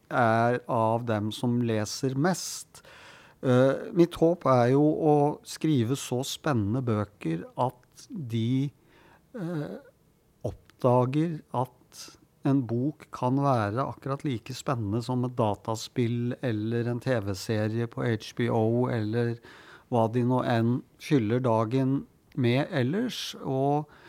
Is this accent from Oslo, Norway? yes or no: yes; Oslo, Norway; Jeg hadde en eh, god barndom og ungdomstid på Grorud